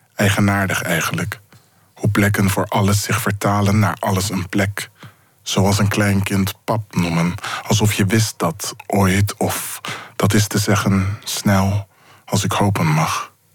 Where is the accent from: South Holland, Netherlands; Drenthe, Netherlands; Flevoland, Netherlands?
South Holland, Netherlands; Zoetermeer; ik ben opgegroeid in Zoetermeer